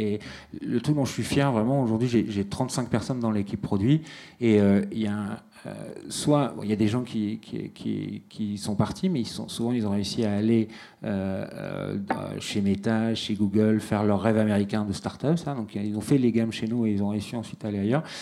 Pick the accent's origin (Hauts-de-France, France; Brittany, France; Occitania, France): Hauts-de-France, France; Valenciennes; je suis né vraiment ici. Je suis né à Valenciennes et j'ai fait toutes mes études ici